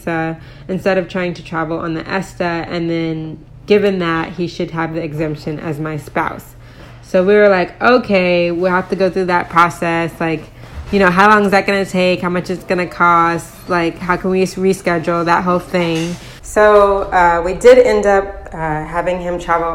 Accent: United States; now in Poland; I'm American and my husband is Polish, and both of our kids were born in Poland

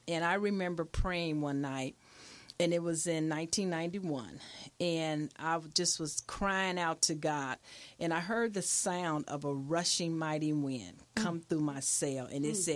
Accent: Milwaukee, Wisconsin, United States; I was raised in Milwaukee, Wisconsin, by my mom's sister

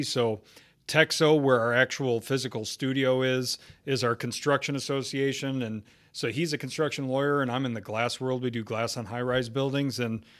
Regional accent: Chicago, Illinois, United States; moved away as an adult; now in Texas, United States; I'm from Chicago, so I moved here in Texas in 2010.

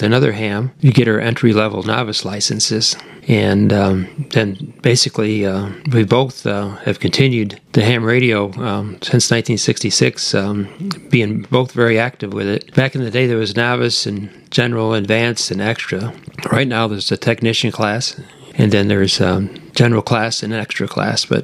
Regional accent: Michigan, United States; moved away as an adult; now in Central Texas, United States; back in Michigan, where I was born and raised

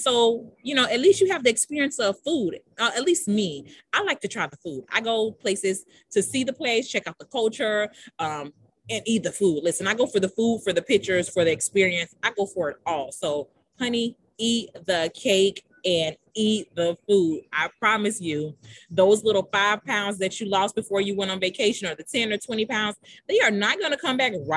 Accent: United States; I'm an American

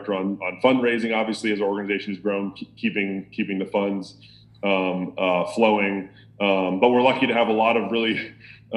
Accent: Lynchburg, Virginia, United States; also born or lived in South Carolina; I'm from Virginia, from Lynchburg

